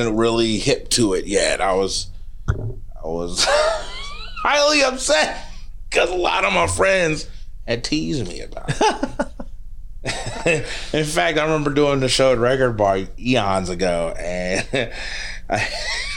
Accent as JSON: {"language": "English", "town": "Kansas City", "region": "Missouri", "country": "United States", "tie": "born or raised there", "also_born_or_lived": "Grandview, Missouri", "said": "I was born in Kansas City. I moved to Grandview because we were living in the Hickman and Ruskin area. Mm-hmm. So South KC"}